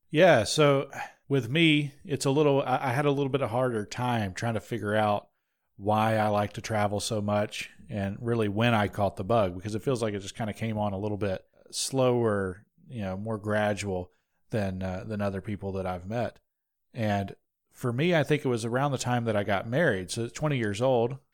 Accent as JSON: {"language": "English", "region": "North Georgia", "country": "United States", "tie": "born or raised there", "said": "I was also born in North Georgia in the same hospital as these runts here."}